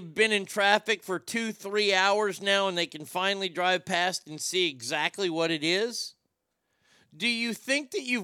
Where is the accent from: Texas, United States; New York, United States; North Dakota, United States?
Texas, United States; As a Texan, you know I'm a very proud Texan